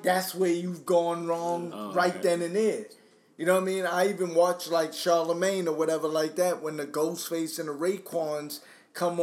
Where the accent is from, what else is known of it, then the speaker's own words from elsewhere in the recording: New York City, New York, United States; The era that I grew up in Brooklyn and Staten Island, it was hard